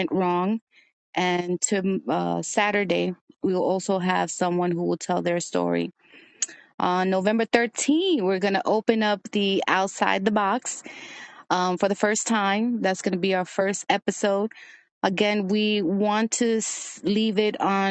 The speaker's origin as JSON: {"language": "English", "town": "New York City", "region": "New York", "country": "United States", "tie": "born or raised there", "also_born_or_lived": "Brooklyn / Dominican Republic (parents)", "said": "I was a dancer when I was younger in Washington Heights in New York"}